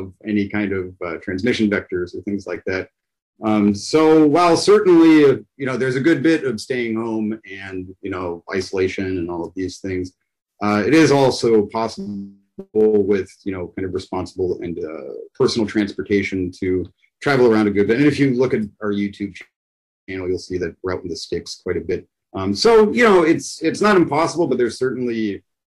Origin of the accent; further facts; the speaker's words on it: Pittsburgh, Pennsylvania, United States; I'm from the U.S. in Pittsburgh.